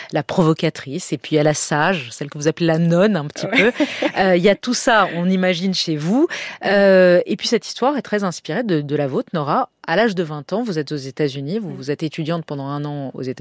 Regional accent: France; Mais je suis française, je suis bah née en France, j'ai grandi en France.

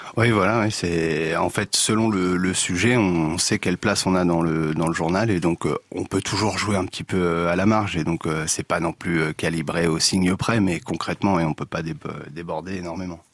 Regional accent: Le Havre, Normandy, France; moved away as an adult; also born or lived in Marseille / Amiens; now in Auxerre, France; je suis originaire du Havre en Normandie

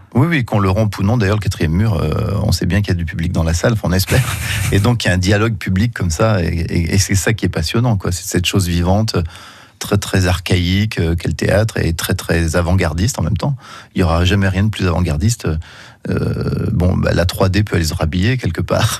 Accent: Saint-Étienne, Auvergne-Rhône-Alpes, France; Saint-Étienne, hein, puisque c'est ma ville natale

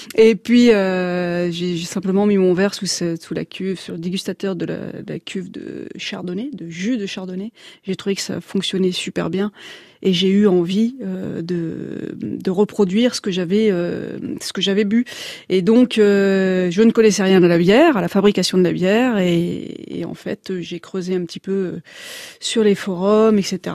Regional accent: the North, France; moved away; also born or lived in Chablis; je suis certes originaire du Nord

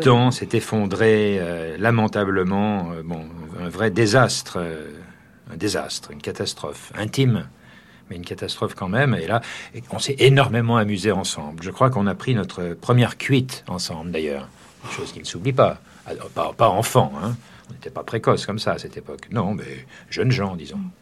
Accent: Jarnac, Nouvelle-Aquitaine, France; moved away; moi, j'ai quitté Jarnac assez, assez tôt

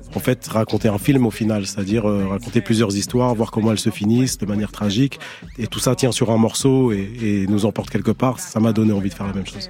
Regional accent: Algeria; je suis né en Algérie

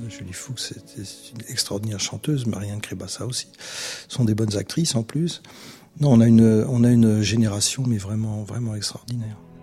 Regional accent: France; now in Vienna, Austria; je suis français

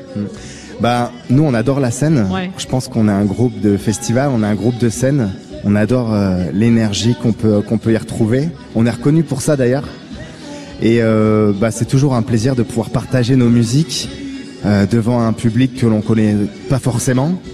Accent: Toulouse, Occitania, France; j'ai grandi à Toulouse

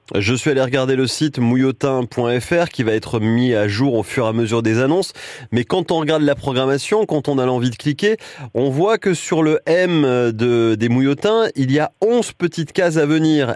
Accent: Mayenne, Pays de la Loire, France; à Saint-Poix, chez nous, en Mayenne

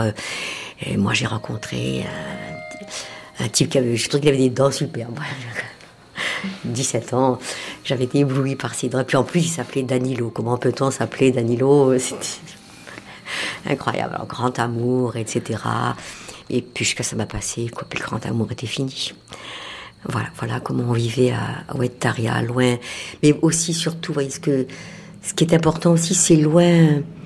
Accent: Oued Taria, Mascara Province, Algeria; moved away as an adult; also born or lived in Oran / Paris; now in France; mon enfance, c'est toujours euh, mon village

